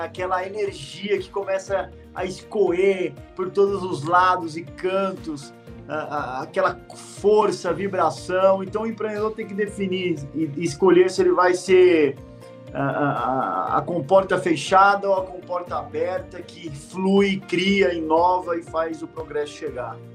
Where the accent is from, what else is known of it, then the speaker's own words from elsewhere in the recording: Guarulhos, São Paulo, Brazil; Eu nasci num barraco, numa favela, em Guarulhos, São Paulo. Eu vivi nesse barraco os primeiros sete, oito anos da minha vida